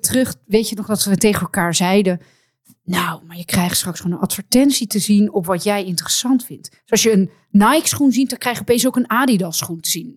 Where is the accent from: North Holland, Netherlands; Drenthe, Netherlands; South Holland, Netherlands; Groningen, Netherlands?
North Holland, Netherlands; Amsterdam; als Amsterdammer